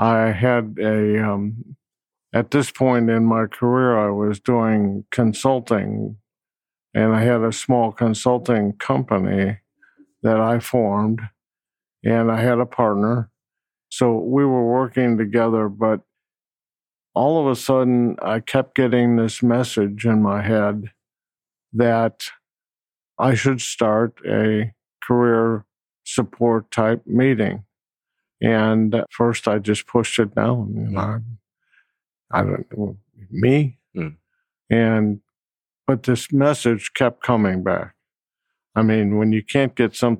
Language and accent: English; Chicago, Illinois, United States; moved away as an adult; also born or lived in Oak Brook, Illinois; now in Memphis, United States; I'm originally from Illinois. I was born in Chicago